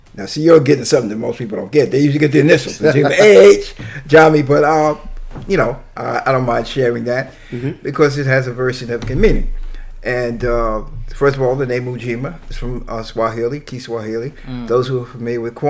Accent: New York City, New York, United States; also born or lived in Long Island; I was born in Brooklyn

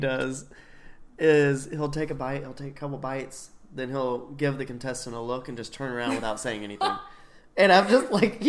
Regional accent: the South, United States; I'm from the South.

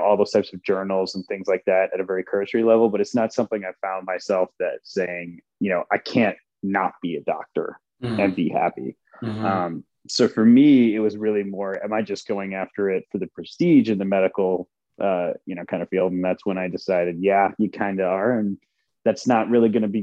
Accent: Wisconsin Rapids, Wisconsin, United States; English is a second language; growing up in Wisconsin

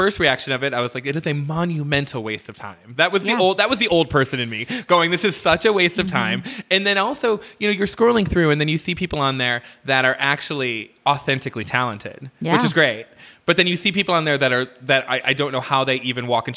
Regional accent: Midwest, United States; moved away; growing up in the Midwest when I was a kid

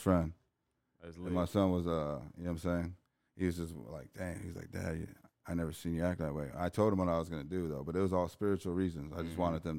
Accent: East Chicago, Indiana, United States; I grew up in East Chicago.

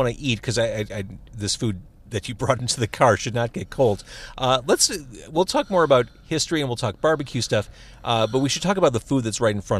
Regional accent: Skokie, Illinois, United States; when I was growing up in Skokie, it was a predominantly Jewish area, and now it is very much this pan-cultural landscape.

